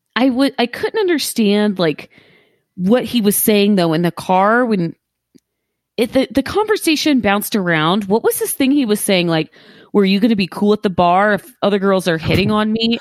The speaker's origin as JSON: {"language": "English", "town": "Columbus", "region": "Ohio", "country": "United States", "tie": "born or raised there", "said": "I grew up around the Columbus Zoo"}